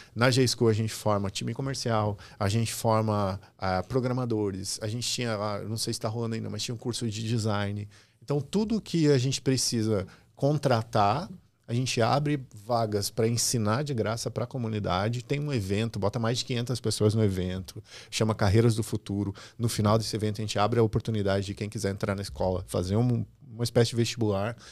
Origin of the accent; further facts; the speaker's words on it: Restinga Seca, Rio Grande do Sul, Brazil; moved away as an adult; also born or lived in Santa Maria; eu venho do interior do Rio Grande do Sul, de uma cidade chamada Restinga Seca, 13 mil habitantes. Eu morava no interior dessa cidade